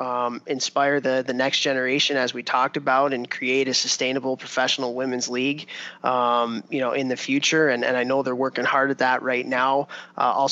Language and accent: English; Chicago, Illinois, United States; when I was a kid growing up in Chicago